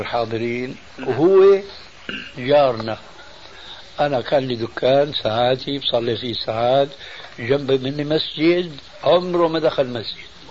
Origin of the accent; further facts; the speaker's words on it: Syria; عندنا بالشام